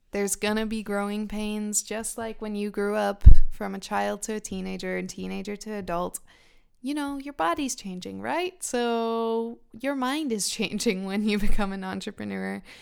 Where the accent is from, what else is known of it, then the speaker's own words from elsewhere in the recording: Israel; also born or lived in United Kingdom; now in Finland; I grew up in Israel and then I moved to the UK.